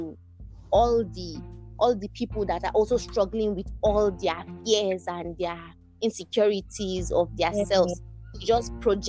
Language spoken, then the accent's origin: English; Nigeria; we're Nigerian